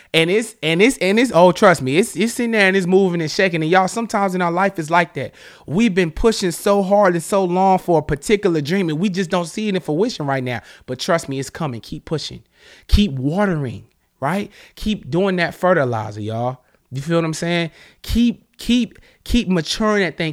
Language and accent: English; the South, United States; now in Charlotte, United States; I'm from the South